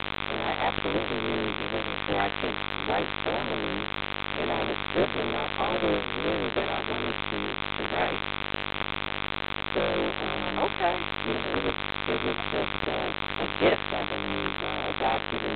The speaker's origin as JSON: {"language": "English", "town": "Columbus", "region": "Ohio", "country": "United States", "tie": "born or raised there", "also_born_or_lived": "Early County, Georgia", "said": "I was born in a little county called Early County in Georgia, Georgia. And so that's where my roots are. A lot of my family is from Georgia and Florida. But I grew up in Columbus"}